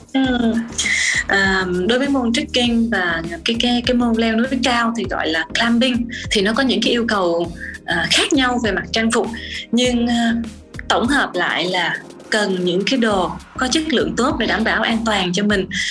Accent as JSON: {"language": "Vietnamese", "country": "Vietnam"}